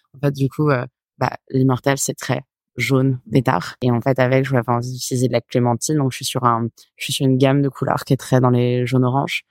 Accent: Paris, Île-de-France, France; moved away as an adult; also born or lived in Nîmes; now in Marseille, France; Je vivais dans le sud vraiment petit, j'ai grandi à Nîmes et puis euh, après j'ai vécu à Paris, mais euh, je crois qu'on a déménagé à Paris, je devais avoir 6 ans

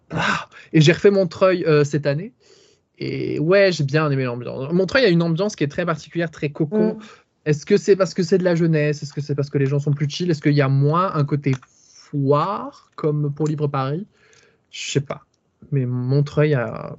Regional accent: Charleroi, Wallonia, Belgium; accent: Belgian; moi, je suis belge, ça s'entend peut-être à l'accent

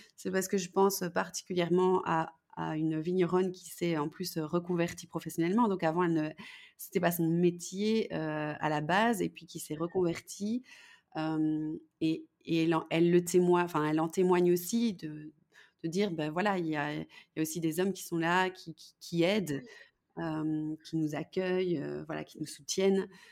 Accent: Belgium; je suis belge

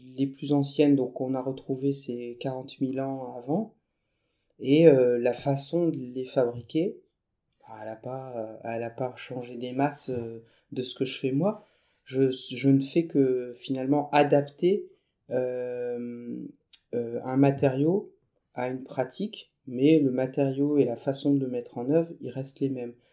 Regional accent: northern France, France; je suis retourné dans ma, ma région d'origine, dans le nord de la France.

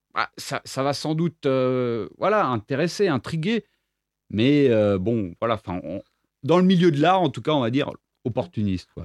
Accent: Reims, Grand Est, France; moved away as an adult; also born or lived in Nîmes; now in Apulia, Italy; je suis né à Reims en 1993

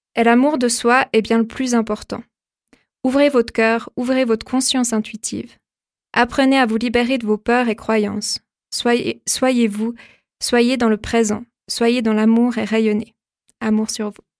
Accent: Vaud, Switzerland; also born or lived in Lausanne; je suis lausannoise, mais à la base déjà je viens du Gros de Vaud, enfin dans un petit village

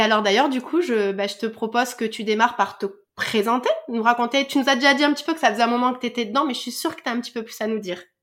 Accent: France; chez nous en France

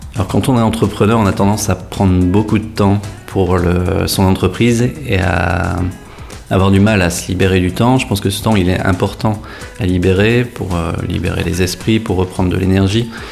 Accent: Saint-Omer, Hauts-de-France, France; now in Lille, France; Je suis originaire de Saint-Omer, je suis né dans un petit village qui se nomme Avroux avec 500 habitants.

